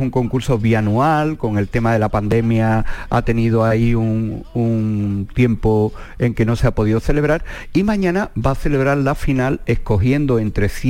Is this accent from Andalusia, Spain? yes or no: yes; Los Palacios y Villafranca, Andalusia, Spain; mi pueblo, en los palacios